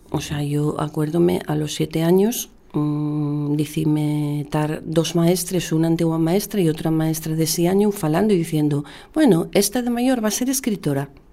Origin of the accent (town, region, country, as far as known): Asturias, Spain